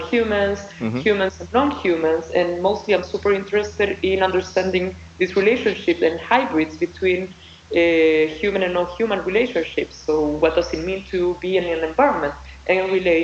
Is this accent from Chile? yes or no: yes; Chile; moved away as an adult; now in Cambridge, United States; I'm from Chile and I'm very Chilean